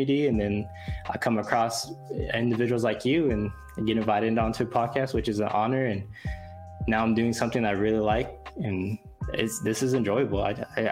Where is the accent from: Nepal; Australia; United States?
United States; Fresno, California; my hometown, Fresno